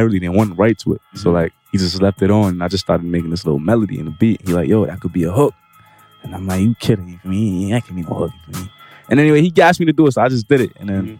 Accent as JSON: {"language": "English", "town": "Mount Vernon", "region": "New York", "country": "United States", "tie": "born or raised there", "also_born_or_lived": "Allerton, Bronx, New York", "said": "I'm from Bronx. I'm from Allerton. I grew up in Mount Vernon, though."}